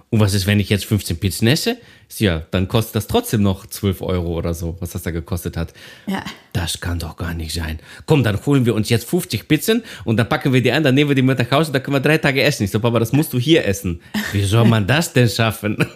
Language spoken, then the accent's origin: German; Thessaloniki, Central Macedonia, Greece; Wir haben in Griechenland mal unsere Wohnung ähm, äh, renoviert in Thessaloniki. Da komme komm ich ja her aus Griechenland.